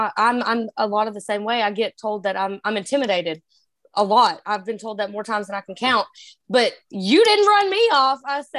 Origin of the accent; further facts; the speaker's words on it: Texas, United States; because I'm a redhead from Texas.